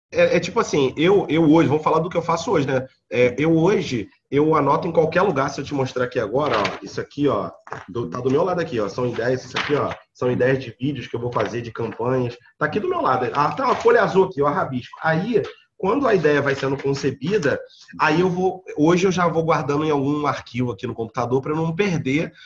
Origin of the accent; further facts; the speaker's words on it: Rio de Janeiro, Brazil; Eu sou natural da Ilha do Governador, aqui no Rio de Janeiro.